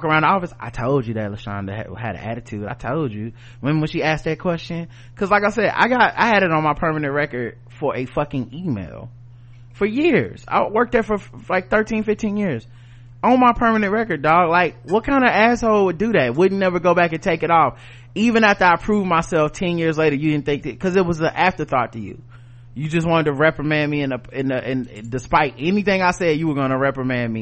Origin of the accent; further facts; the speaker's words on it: the South, United States; I'm from the South